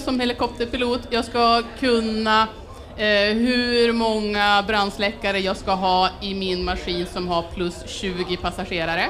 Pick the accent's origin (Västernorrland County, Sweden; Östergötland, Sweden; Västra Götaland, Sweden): Västernorrland County, Sweden; Örnsköldsvik; now in Stockholm, Sweden; jag eh, kommer från Örnsköldsvik men bor i Stockholm